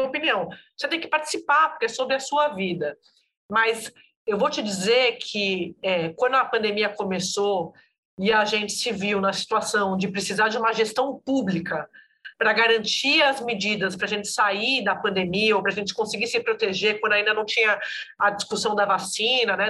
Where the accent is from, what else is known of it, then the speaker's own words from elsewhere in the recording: São Paulo, Brazil; moved away as an adult; also born or lived in Brasília; now in Rio de Janeiro, Brazil; Eu sou de São Paulo, mas morei 10 anos em Brasília.